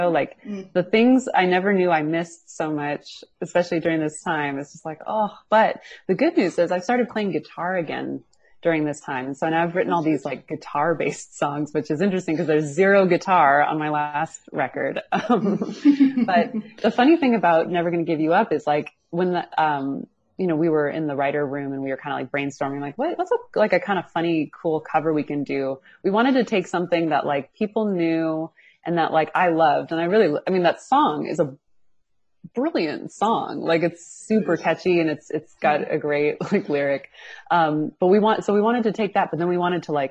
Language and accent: English; Seattle, Washington, United States; now in California, United States; I'm from Seattle originally